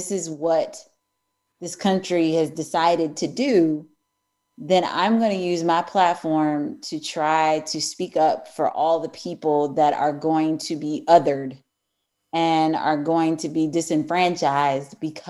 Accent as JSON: {"language": "English", "town": "Eureka", "region": "Missouri", "country": "United States", "tie": "born or raised there", "said": "I grew up in Eureka, Missouri, which is right outside of St. Louis."}